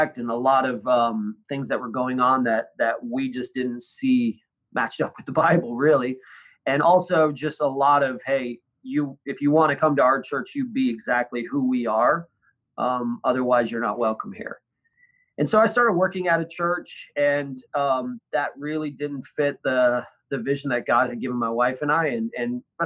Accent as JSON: {"language": "English", "region": "northern Michigan", "country": "United States", "tie": "born or raised there", "said": "In northern Michigan, up by Lake Superior"}